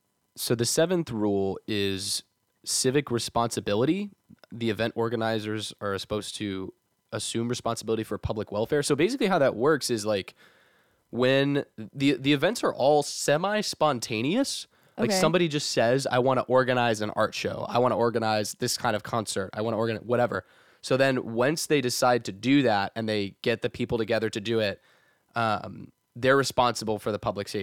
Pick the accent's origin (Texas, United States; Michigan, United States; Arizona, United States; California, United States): Texas, United States; we're from Texas